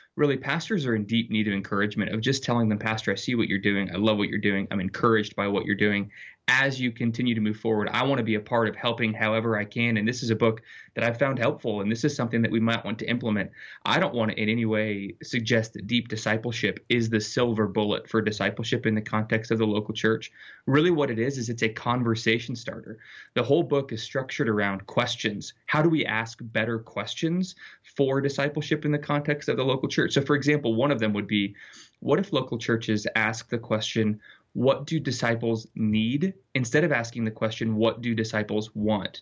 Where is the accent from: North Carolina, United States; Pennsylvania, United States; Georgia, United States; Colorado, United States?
Colorado, United States; Littleton; born or raised there